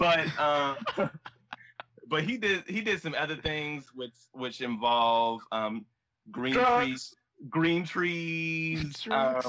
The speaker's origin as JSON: {"language": "English", "town": "Augusta", "region": "Georgia", "country": "United States", "tie": "born or raised there", "said": "I was born in Augusta, Georgia, in the South, October 7th, 1990."}